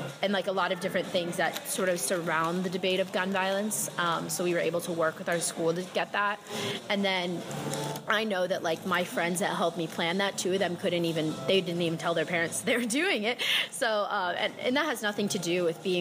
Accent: Jacksonville, Florida, United States; moved away as an adult; now in Miami, United States; I'm from Jacksonville, Florida, but I live in Miami for college

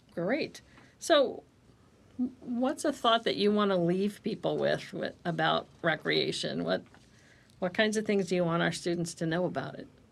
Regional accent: Ohio, United States; now in Connecticut, United States; I'm from Ohio originally

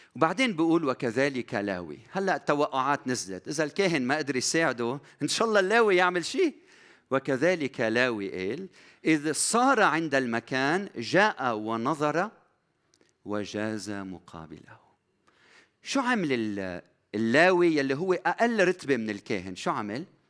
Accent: Lebanon; بلدنا لبنان

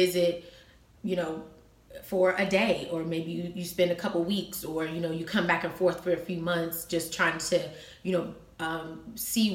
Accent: Cincinnati, Ohio, United States; moved away as an adult; now in Las Vegas, United States; I'm not in my hometown anymore

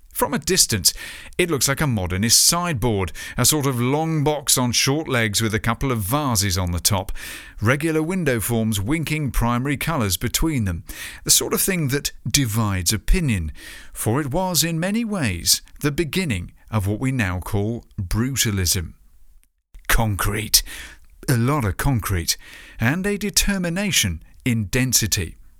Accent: United Kingdom; in my home country, the land-addicted U K.

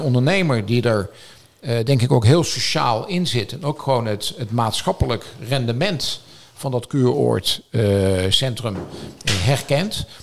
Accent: North Brabant, Netherlands; now in Noordwijk, Netherlands; Als Brabander

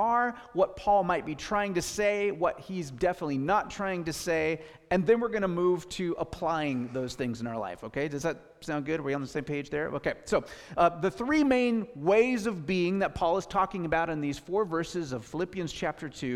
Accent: Gig Harbor, Washington, United States; I grew up in Gig Harbor, Washington

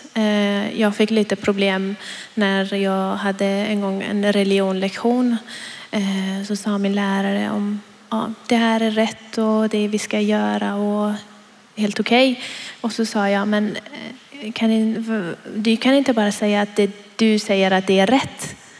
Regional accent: Iran; now in Sweden; jag kommer från Iran

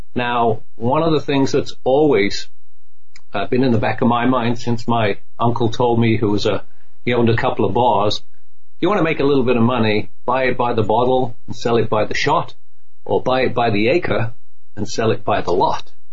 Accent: United Kingdom; now in United States; I'm a proud American British. You know, I'm joined. I mean, I love my home country, the old country

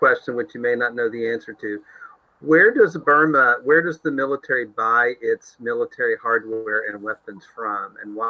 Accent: United States; I grew up in America where the Statue of Liberty was a welcoming beacon to people in the world who suffered.

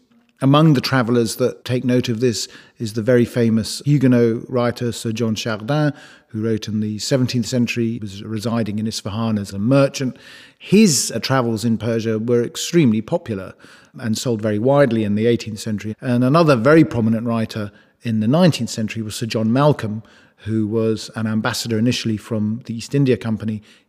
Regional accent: Rome, Lazio, Italy; born there; also born or lived in Europe; I was born in Rome because my father was an ambassador under the Shah. This is obviously prior to 1979. So I actually spent a good deal of my time living in Europe as a young boy.

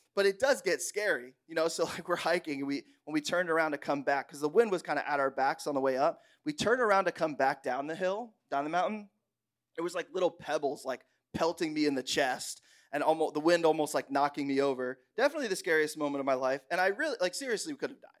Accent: Bushkill, Pennsylvania, United States; I grew up in Bushkill, Pennsylvania, so, like, the backwoods of the world

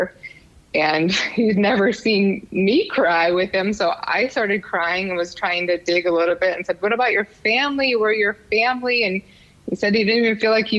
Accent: Wisconsin, United States; moved away as an adult; now in Tucson, United States; I was born in Wisconsin.

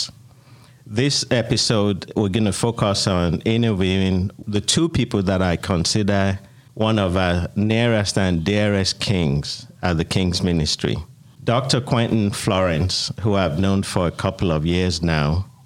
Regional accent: Nigeria; moved away as an adult; also born or lived in United Kingdom; now in Atlanta, United States; I immigrated from Nigeria, where I was born and raised, to the United Kingdom, and lived in the United Kingdom for 10 years, and then been in Atlanta now 20 years

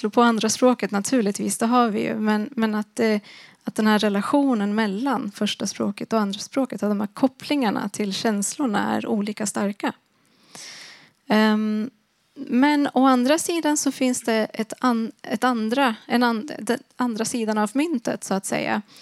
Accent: Sweden; first language Swedish; hårdare när det var på svenska, på mitt första mm. språk. Men inte fullt lika hårt när det var på mitt andra språk.

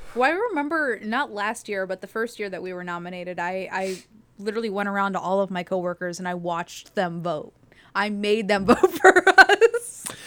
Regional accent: Youngstown, Ohio, United States; moved away as an adult; also born or lived in Lakewood, Ohio; I'm from Youngstown

